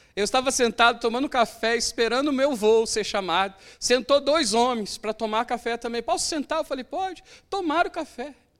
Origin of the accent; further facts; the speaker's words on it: Brazil; Eu sou brasileiro